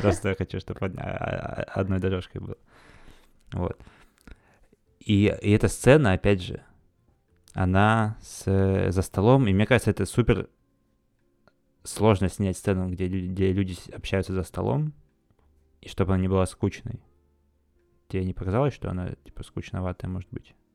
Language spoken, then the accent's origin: Russian; Khakassia, Russia; в Хакасии, там, на, у себя на родине